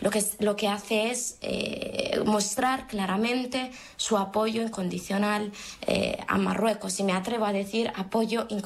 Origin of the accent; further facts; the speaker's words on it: Western Sahara; viendo todo lo que hemos vivido los saharauis, viendo como mi abuela tiene un carné español, yo soy española porque mi padre nació bajo bandera española